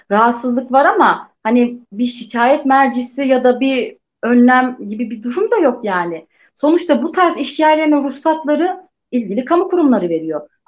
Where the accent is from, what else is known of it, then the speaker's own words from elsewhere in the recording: Turkey; Ben de söylüyorum evet ben hani Türk'üm, işte buralıyım vesaire.